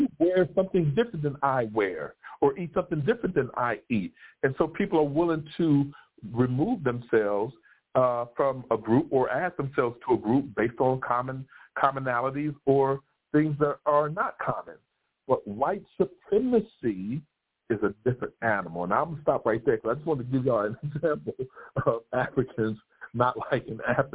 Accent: United States; I'm from the U.S.

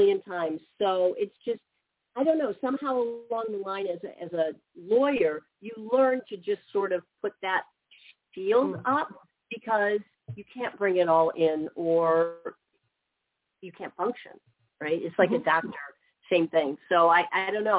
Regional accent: Midwest, United States; I've been born and raised in the Midwest, lived here my whole life

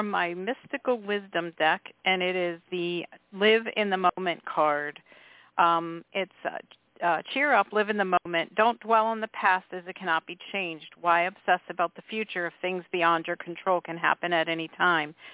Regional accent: Philadelphia, Pennsylvania, United States; know, I'm from Philadelphia

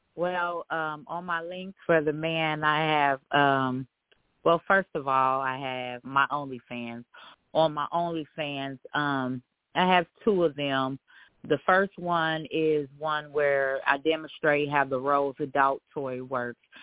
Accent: Dayton, Ohio, United States; I'm from Dayton, Ohio

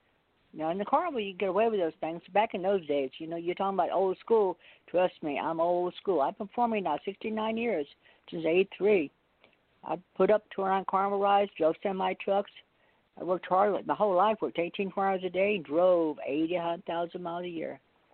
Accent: Carmel, United States; because I used to do that when I was a little girl growing up in Carmel.

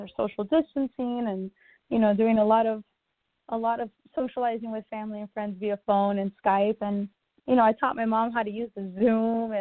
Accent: Miami, Florida, United States; moved away as an adult; now in Los Angeles, United States; Born and raised in Miami, Florida.

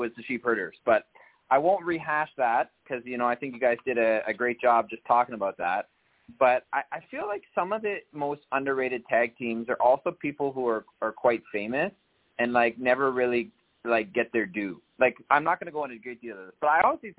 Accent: Canada; I'm from Canada

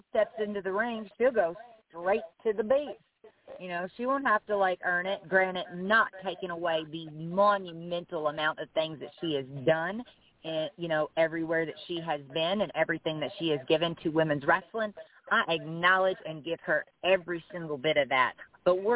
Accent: Bardstown, Kentucky, United States; I love my hometown just like it is.

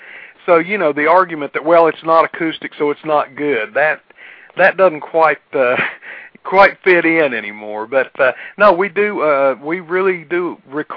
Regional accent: near Big Stone Gap, Virginia, United States; Big Stone Gap, Virginia

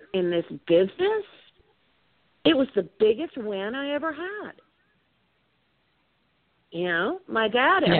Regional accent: Louisiana, United States; now in Austin, United States

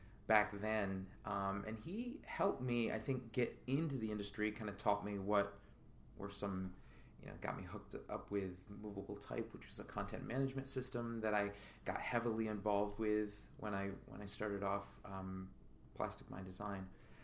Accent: Capital District, New York, United States; also born or lived in Philadelphia; we grew up in the Capital District

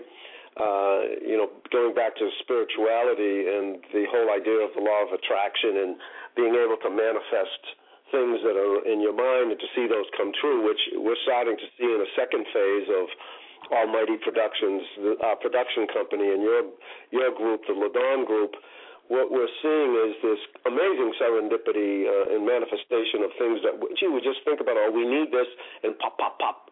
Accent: Boston, Massachusetts, United States; an area of the city that I grew up in Roxbury

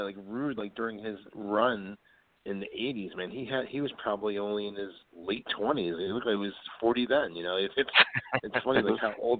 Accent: New Jersey, United States; growing up in Jersey

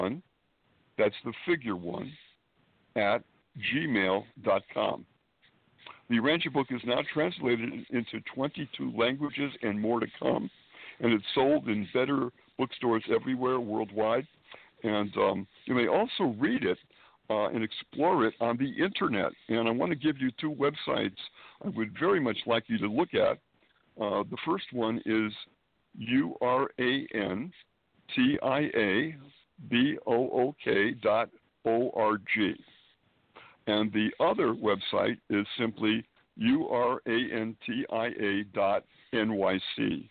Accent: Springfield, Massachusetts, United States; born or raised there; moved away as an adult; now in Manhattan, United States

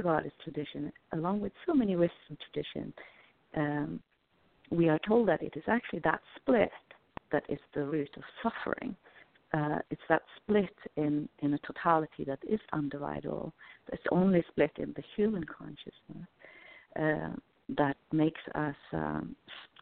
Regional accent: Norway; I come from Norway

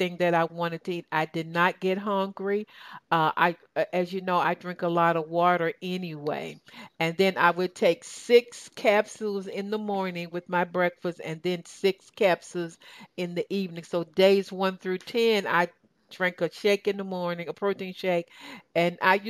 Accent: Tennessee, United States; I grew up in Tennessee, as I shared, and I grew up in the country

